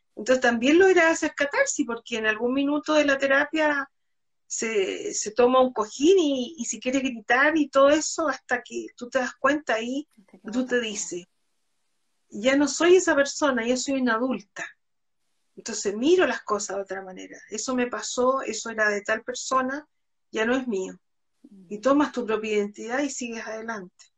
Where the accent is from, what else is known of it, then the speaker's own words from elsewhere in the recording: Concepción, Biobío, Chile; yo soy de Concepción